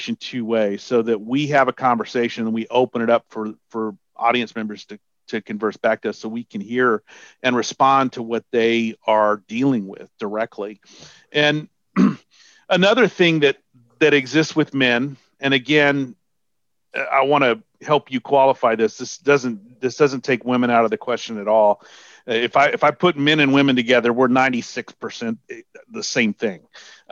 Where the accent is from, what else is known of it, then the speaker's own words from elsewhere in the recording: Texas, United States; I'm from Texas